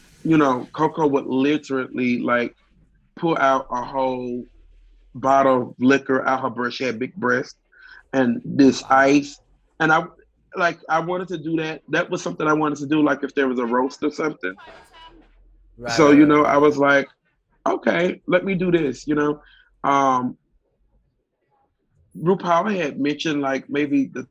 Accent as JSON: {"language": "English", "region": "Mississippi", "country": "United States", "tie": "born or raised there", "said": "growing up in Mississippi"}